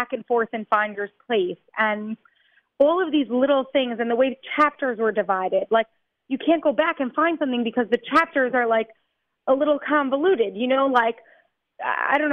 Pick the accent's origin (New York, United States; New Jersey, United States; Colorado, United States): New York, United States; now in Israel; I grew up in New York. I moved to Israel.